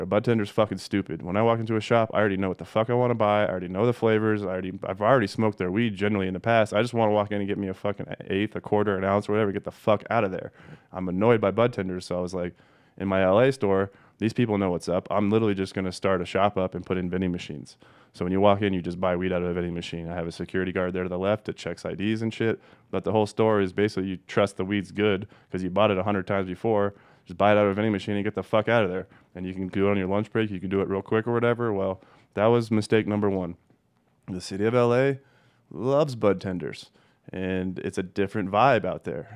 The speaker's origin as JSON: {"language": "English", "town": "Denver", "region": "Colorado", "country": "United States", "tie": "born or raised there", "also_born_or_lived": "Des Moines, Iowa / Los Angeles", "said": "I moved there out of kindergarten into Colorado"}